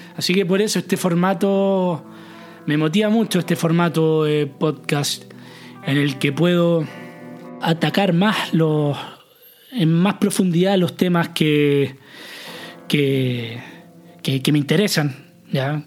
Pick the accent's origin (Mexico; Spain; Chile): Chile; moved away; nosotros, como chilenos